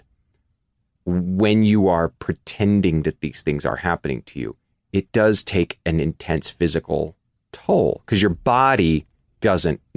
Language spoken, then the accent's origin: English; Kansas, United States; the world that I knew growing up as a kid. I'm from Kansas